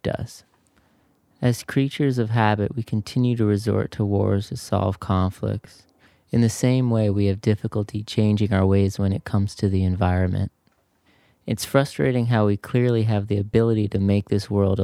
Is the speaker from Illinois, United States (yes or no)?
no; New York City, New York, United States; We grew up in New York City, born and raised.